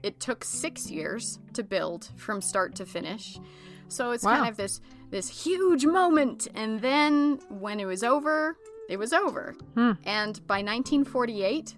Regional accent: Ogden, Utah, United States; This is my hometown. Ogden, Utah

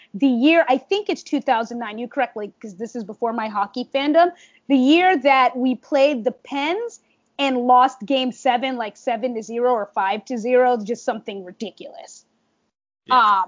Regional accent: Washington, District of Columbia, United States; moved away as an adult; now in New York, United States; I am from Southwest DC, born and raised

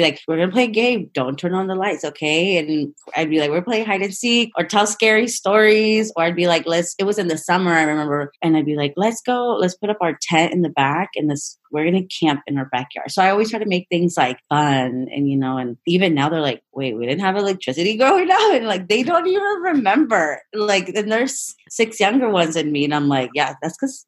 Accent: Sonoma, California, United States; I grew up here in Sonoma Valley, born and raised, and it's a beautiful town.

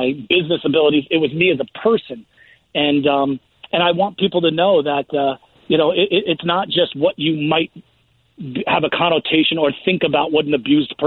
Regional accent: Union Beach, New Jersey, United States; When I grew up in Union Beach, New Jersey

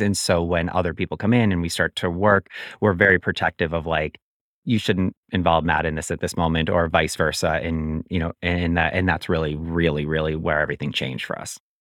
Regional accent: just outside of Albany, upstate New York, United States; also born or lived in Williamsburg, Brooklyn; now in New York City, United States; I'm originally from upstate New York, just outside of Albany, New York, and I've lived in Williamsburg, Brooklyn for the last fifteen

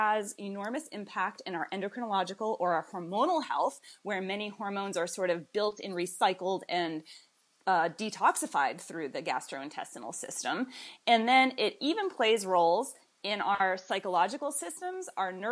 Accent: Boston, Massachusetts, United States; moved away as an adult; now in Winston-Salem, United States; I am originally from Boston, Massachusetts, and that's where I went to college

